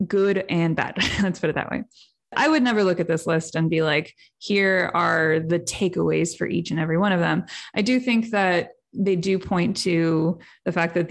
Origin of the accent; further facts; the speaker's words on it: Cleveland, Ohio, United States; where I grew up in Cleveland